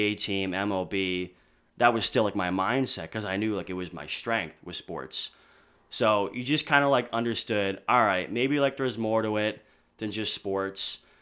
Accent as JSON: {"language": "English", "area": "near Philadelphia", "region": "Pennsylvania", "country": "United States", "accent": "Philly", "moved": "as an adult", "lives_now": "Boston, United States"}